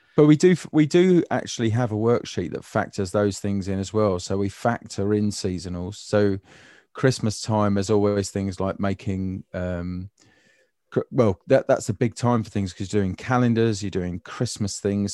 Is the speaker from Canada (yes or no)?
no; United Kingdom; I'm British